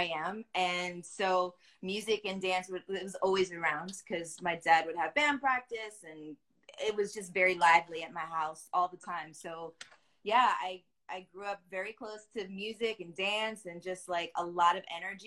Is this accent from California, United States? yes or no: yes; Los Angeles, California, United States; accent: Valley girl; I was born in Hollywood, California, if you didn't know. Like, just, I haven't left. I'm still here